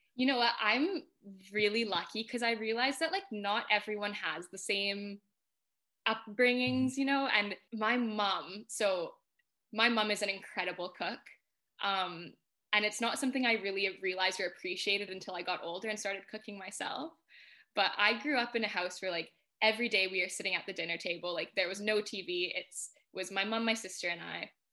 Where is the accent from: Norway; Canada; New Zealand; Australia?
Canada; moved away as an adult; now in United Kingdom; I'm from Canada originally